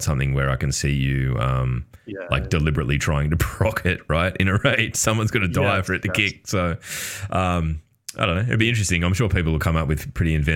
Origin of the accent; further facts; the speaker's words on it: Australia; I'm Australian